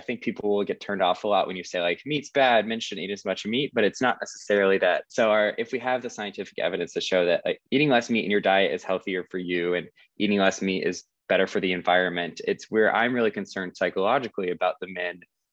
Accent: South Carolina, United States; I grew up in South Carolina, so also a pretty conservative area

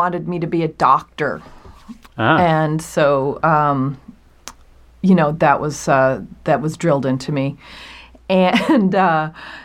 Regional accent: Hurley, New York, United States; Upstate New York, a tiny town called Hurley, which is a suburb of the metropolis of Kingston, New York.

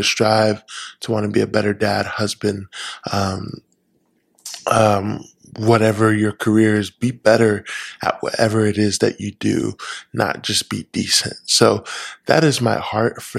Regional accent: California, United States; moved away as an adult; now in Washington, United States; I was born and raised in California for the first 20 something years of my life, lived there. I'm a California boy through and through

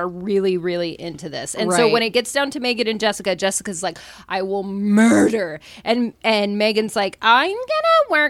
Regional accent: Kansas City, United States; I always say I'm from Kansas City. I grew up in a suburb outside of Kansas City.

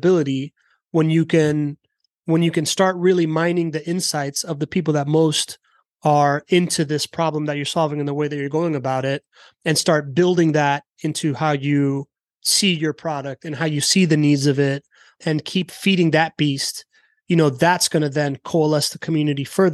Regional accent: United States; we're all American

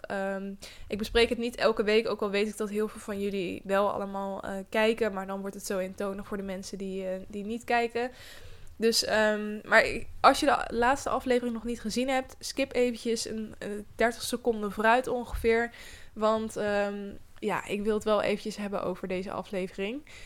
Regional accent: Netherlands; wij Nederlanders

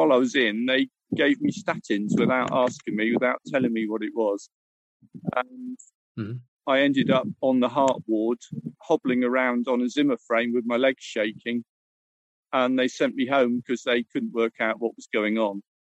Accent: Plymouth, South West England, United Kingdom; moved away as an adult; also born or lived in Cyprus; now in Paignton, United Kingdom; And then we moved back to Devon. I'm from Plymouth originally.

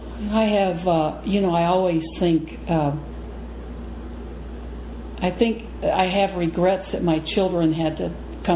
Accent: Texas, United States; also born or lived in Japan; now in Wisconsin, United States; I'm from Texas

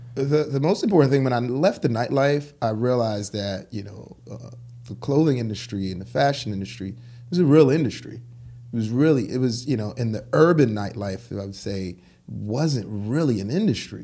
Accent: New York City, New York, United States; also born or lived in Haiti; I grew up in Crown Heights, and I went to Brooklyn Tech

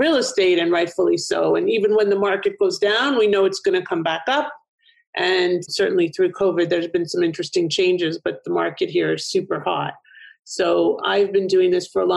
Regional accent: Toronto, Ontario, Canada; now in Florida, United States; I'm originally from Toronto, a little bit north of you, probably a little bit east

